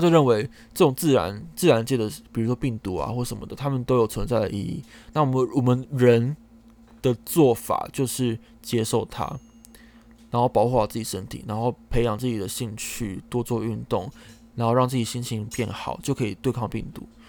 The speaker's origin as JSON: {"language": "Chinese", "region": "Taichung", "country": "Taiwan", "said": "因为我是台中人嘛"}